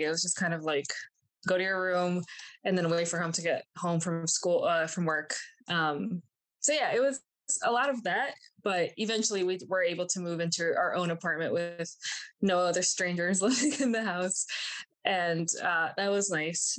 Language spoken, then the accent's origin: English; New Jersey, United States; also born or lived in Miami, Florida / Colombia; my mom and I moved to New Jersey